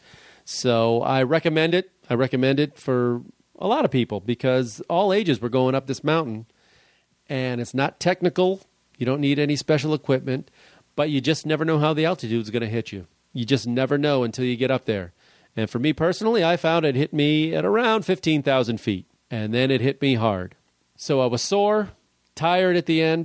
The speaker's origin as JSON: {"language": "English", "town": "Chicago", "region": "Illinois", "country": "United States", "tie": "born or raised there", "also_born_or_lived": "Brooklyn, New York", "said": "I grew up in Chicago"}